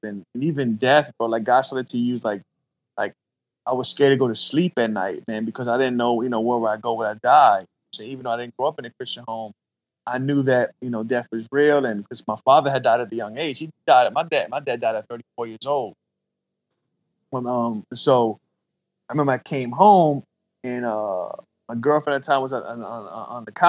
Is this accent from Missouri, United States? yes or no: no; Columbus, Georgia, United States; also born or lived in Brooklyn, New York; I grew up right in the trap, bro, South Columbus, and grew up single parent home in the beginning. My father actually died when I was 10. We moved from New York, from Brooklyn, after my father died.